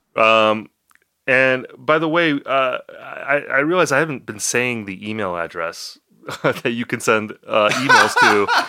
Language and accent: English; Appleton, Wisconsin, United States; my hometown, I'm from Appleton, Wisconsin